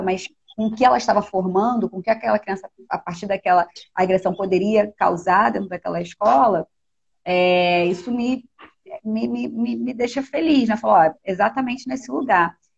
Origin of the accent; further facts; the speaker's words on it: Rio de Janeiro, Brazil; eu nasci em Anchieta, que é um bairro da Zona Norte, subúrbio do Rio de Janeiro